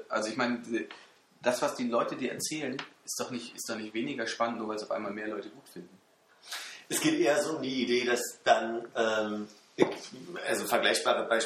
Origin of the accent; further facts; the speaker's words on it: Berlin, Germany; also als Berliner das ist es noch da.